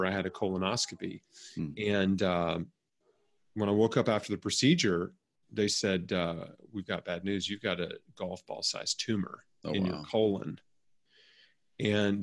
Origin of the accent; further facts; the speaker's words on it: Memphis, Tennessee, United States; I was born and raised in Memphis, Tennessee